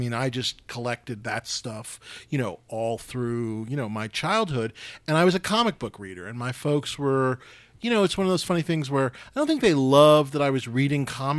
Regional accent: New York City, New York, United States; moved away; I grew up in New York City.

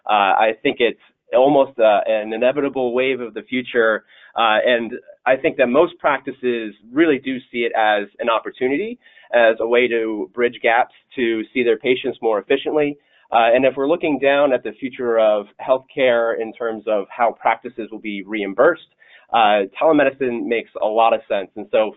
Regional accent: Delaware, United States; Delaware just happens to be my home state.

